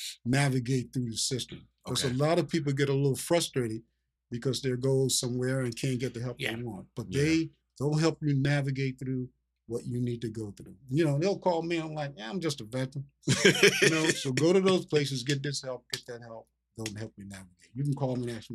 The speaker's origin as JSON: {"language": "English", "region": "Virginia", "country": "United States", "tie": "born or raised there", "moved": "yes", "lives_now": "Philadelphia, United States"}